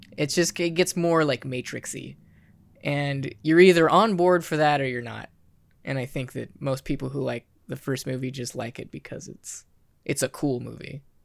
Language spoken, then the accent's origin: English; Kansas, United States; I'm from Kansas